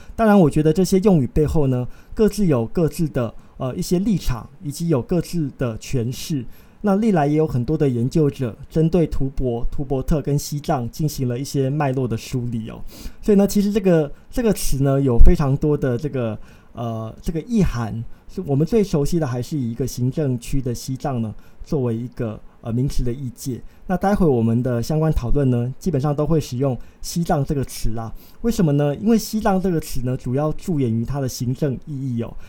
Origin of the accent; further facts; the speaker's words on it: Taiwan; 我们这些在海岛上出生的，呃，台湾人